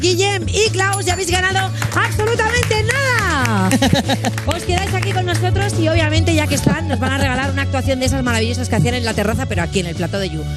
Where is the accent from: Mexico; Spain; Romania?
Spain; Barcelona, Catalonia; yo soy de Barcelona